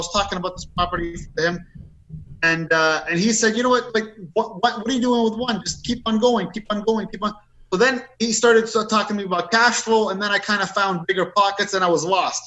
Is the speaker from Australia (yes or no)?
no; Canada; we're Canadian